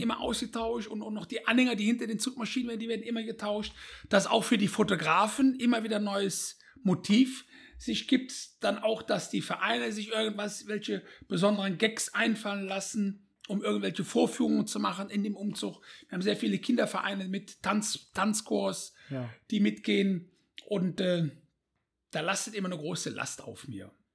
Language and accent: German; Bonn, North Rhine-Westphalia, Germany; aufgewachsen in Bonn